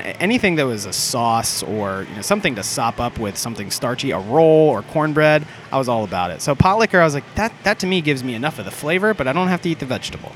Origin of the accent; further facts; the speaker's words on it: Orlando, Florida, United States; I grew up in Orlando, Florida